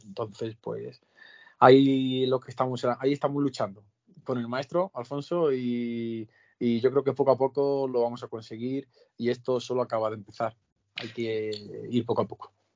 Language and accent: Spanish; Albacete, Castilla-La Mancha, Spain; mi etapa en Ollero, en mi tierra